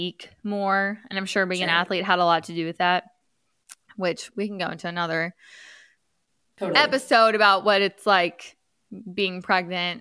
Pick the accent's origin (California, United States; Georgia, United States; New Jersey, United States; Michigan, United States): California, United States; I'm from California, where plastic surgery and Botox is very normal